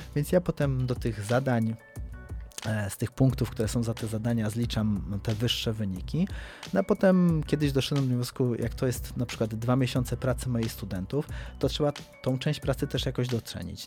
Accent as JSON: {"language": "Polish", "town": "Kraków", "region": "Lesser Poland", "country": "Poland", "tie": "born or raised there", "said": "od urodzenia mieszkam w Krakowie"}